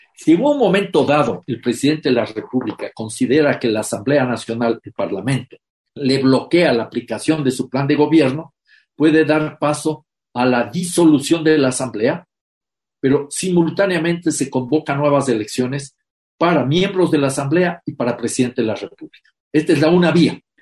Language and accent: Spanish; Ecuador